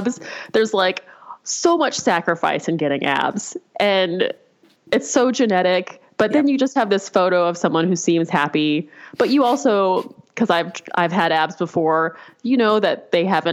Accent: Albuquerque, New Mexico, United States; I grew up in Albuquerque

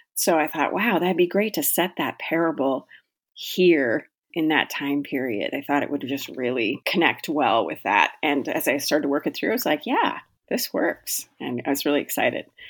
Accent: Pacific Northwest, United States; moved away as an adult; now in Minnesota, United States; I live in Minnesota, although I am originally from the Pacific Northwest. I moved out to Minnesota when I was very young, eighteen year old, and I've been here ever since

